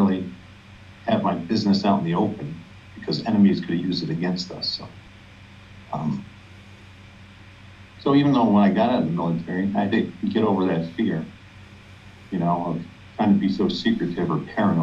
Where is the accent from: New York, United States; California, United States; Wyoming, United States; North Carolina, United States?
New York, United States; I'm from New York